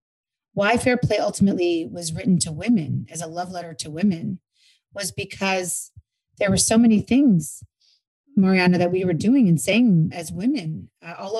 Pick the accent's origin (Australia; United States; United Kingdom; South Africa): United States; New York; now in Los Angeles, United States; I'm from New York, but I live in LA now.